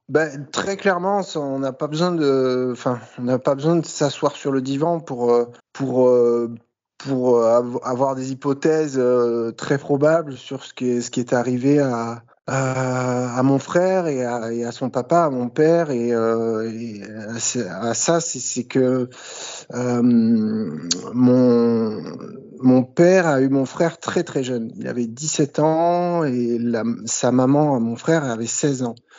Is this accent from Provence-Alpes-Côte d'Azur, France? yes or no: yes; Bouches-du-Rhône, near Marseille, Provence-Alpes-Côte d'Azur, France; accent: light Marseille accent; also born or lived in Le Havre, Normandy; j'ai grandi dans les Bouches-du-Rhône, donc euh, dans le sud de la France, à proximité de Marseille